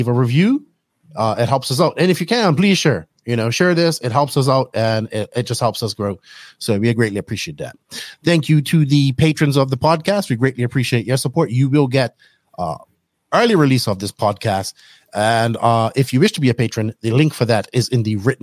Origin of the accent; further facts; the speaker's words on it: Bermuda; growing up in Bermuda